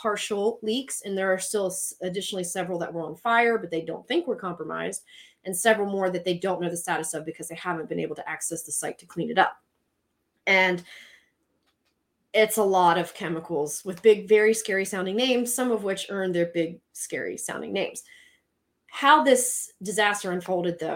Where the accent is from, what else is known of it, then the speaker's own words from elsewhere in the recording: Southern United States, United States; accent: Southern; also born or lived in South Mississippi / Pennsylvania; my Southern accent